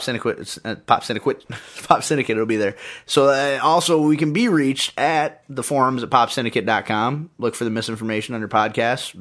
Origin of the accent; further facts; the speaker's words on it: United States; I'm an, I'm an American man